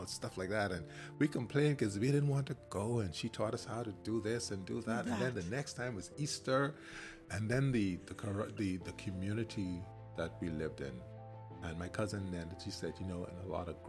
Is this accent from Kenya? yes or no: no; Seagrave, Grand Bahama, Bahamas; the history of where I came from Grand Bahama, because I grew up in a little area in Seagrave